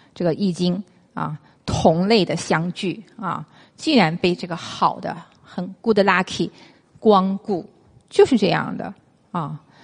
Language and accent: Chinese; China; 我们中国人讲“木火土金水”